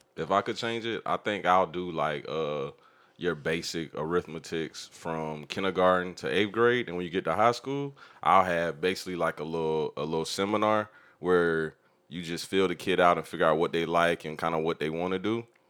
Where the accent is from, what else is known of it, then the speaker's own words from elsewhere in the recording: Jacksonville, Florida, United States; He's from where I'm from